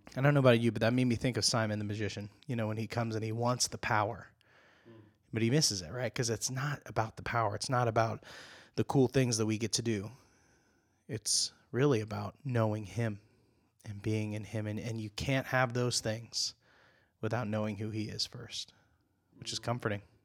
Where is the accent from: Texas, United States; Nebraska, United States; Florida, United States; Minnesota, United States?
Nebraska, United States; moved away; I grew up and spent a lot of my time growing up in Nebraska